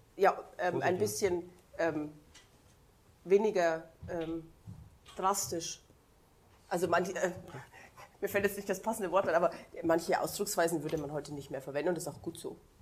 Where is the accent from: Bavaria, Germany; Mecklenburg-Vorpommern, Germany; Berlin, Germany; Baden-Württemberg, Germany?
Bavaria, Germany; Upper Palatinate; ich komme zum Beispiel aus dem Dorf in der Oberpfalz